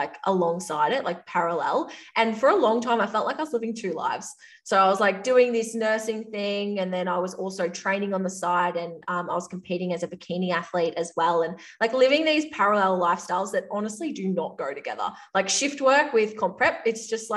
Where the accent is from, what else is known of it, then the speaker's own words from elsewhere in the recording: Victoria, Australia; accent: Australian; I grew up in a small country town at the top of Victoria in Australia. If you can't tell from my accent, like I am Australian.